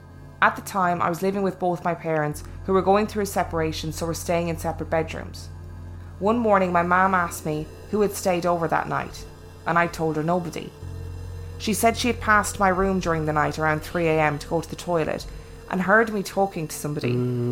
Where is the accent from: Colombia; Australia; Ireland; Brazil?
Ireland; Limerick, Munster; one of those years I was living in Dublin. I'm from Limerick, by the way.